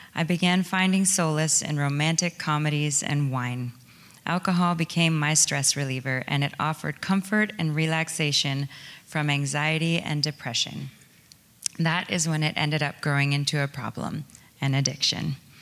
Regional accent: small towns outside London, Ontario, Canada; I was born in London, Ontario, and I grew up in a small, well, small towns outside of the city

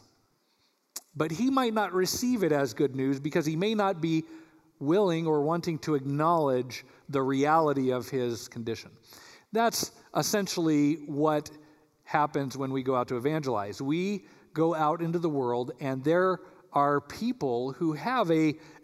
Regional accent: Colorado, United States; now in Michigan, United States; I'm from Colorado

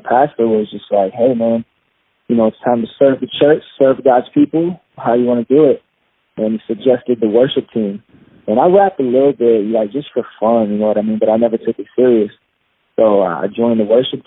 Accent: Kalamazoo, Michigan, United States; I was born in Kalamazoo, Michigan, and my dad is Jamaican. My mom is white, and so I'm half Jamaican. And I grew up, you know, normal kid

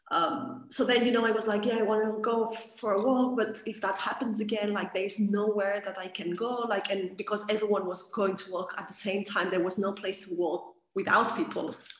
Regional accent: Catalonia, Spain; moved away as an adult; I am from Catalonia, region of uh, Spain. after a long time living abroad, I came back here.

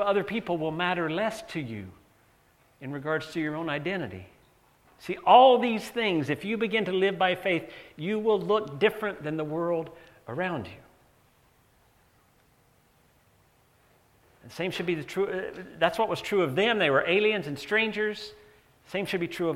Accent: North Carolina, United States; moved away; growing up in North Carolina

